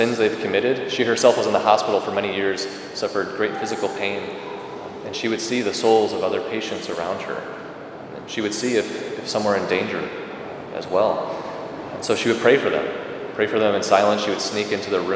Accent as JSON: {"language": "English", "town": "Rockford", "region": "Illinois", "country": "United States", "tie": "born or raised there", "said": "Growing up in Rockford"}